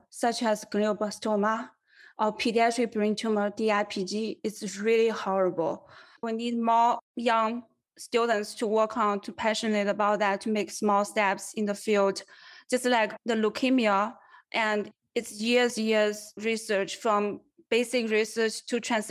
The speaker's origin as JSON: {"language": "English", "country": "China", "tie": "born or raised there", "also_born_or_lived": "Los Angeles", "moved": "as an adult", "lives_now": "United States", "said": "I grew up in China, in rural countryside, very undeveloped region."}